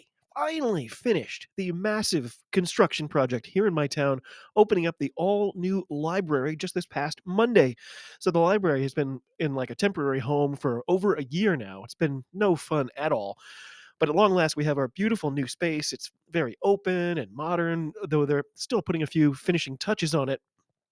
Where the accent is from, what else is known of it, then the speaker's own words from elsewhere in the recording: United States; I'm an American rugby fan who follows the game wherever I can find it all over the globe.